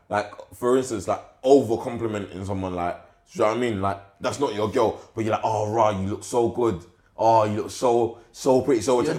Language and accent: English; London, United Kingdom; I'm from London.